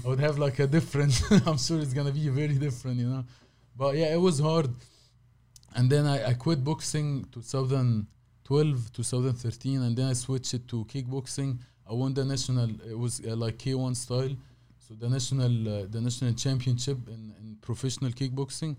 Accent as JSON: {"language": "English", "town": "Cairo", "region": "Cairo Governorate", "country": "Egypt", "tie": "born or raised there", "also_born_or_lived": "Saudi Arabia", "second_language": "English", "moved": "as an adult", "lives_now": "United States", "said": "I born in Saudi, but I, I, I lived all my life in Egypt"}